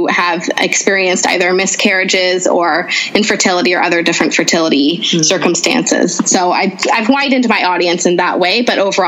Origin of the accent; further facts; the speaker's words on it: United States; also born or lived in Canada; I grew up in a Lebanese household in America. So I'm not even a first generation. Grace, my daughter, is my first generation American